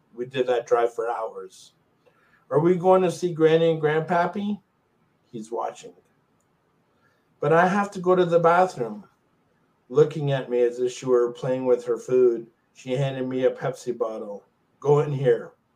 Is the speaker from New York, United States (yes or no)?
yes; Long Island, New York, United States; I grew up in Long Island, New York